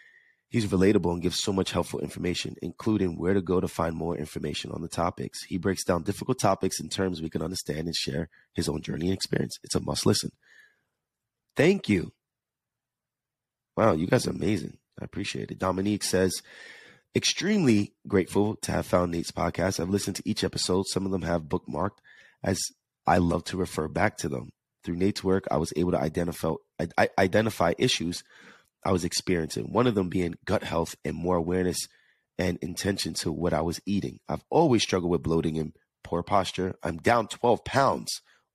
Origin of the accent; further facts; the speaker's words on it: New York, United States; accent: New York/Jersey; Yes, baby. I have that New York, Jersey, that accent. It's so hard for me to get rid of it.